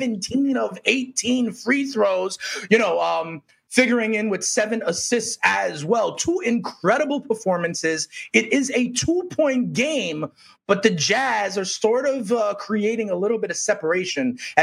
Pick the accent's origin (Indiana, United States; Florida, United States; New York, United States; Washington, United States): New York, United States; I am a New Yorker.